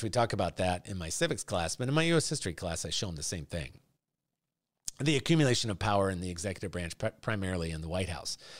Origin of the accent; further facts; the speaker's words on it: United States; I'm a Christian who, by God's grace, was born and raised and still lives in the United States of America.